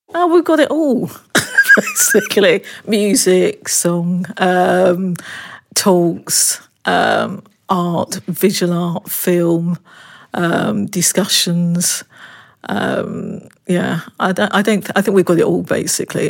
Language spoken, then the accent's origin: English; London, United Kingdom; being born and bred in the East End of London